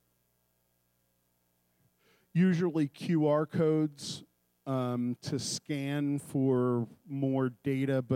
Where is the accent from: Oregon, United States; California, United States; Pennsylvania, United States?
Pennsylvania, United States; Philadelphia; I'm from Philadelphia